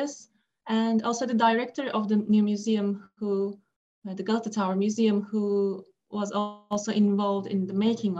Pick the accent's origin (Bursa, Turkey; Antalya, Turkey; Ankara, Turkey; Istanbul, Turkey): Istanbul, Turkey; moved away as an adult; now in United States; I was actually still in Istanbul, in my hometown